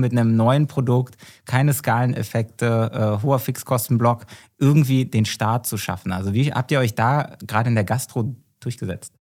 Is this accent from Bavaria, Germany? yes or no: no; Berlin, Germany; ich bin ja Berliner